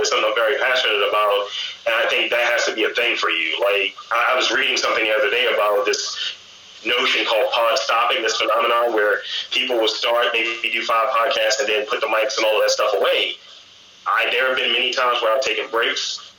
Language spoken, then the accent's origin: English; Baltimore, Maryland, United States; Yes, I am.